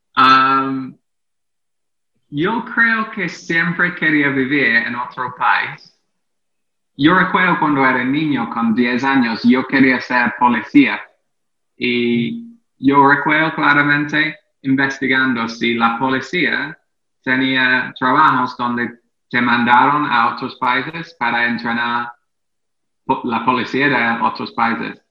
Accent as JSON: {"language": "Spanish", "region": "England", "country": "United Kingdom", "tie": "born or raised there", "also_born_or_lived": "Mexico", "second_language": "Spanish", "moved": "as an adult", "lives_now": "Caracas, Venezuela", "said": "yo nací y crecí en Inglaterra"}